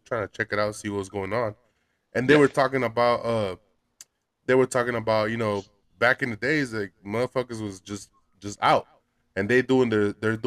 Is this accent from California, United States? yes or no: yes; Los Angeles, California, United States; moved away; I grew up in Boyle Heights, which is the east side of L.A